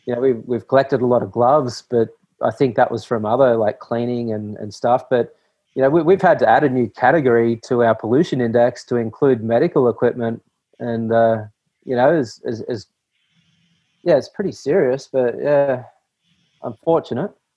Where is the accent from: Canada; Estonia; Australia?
Australia; I grew up here in Australia